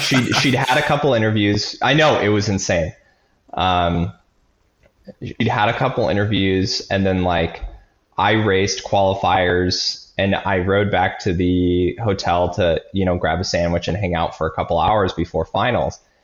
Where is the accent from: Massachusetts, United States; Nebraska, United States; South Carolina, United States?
Nebraska, United States; I grew up in Nebraska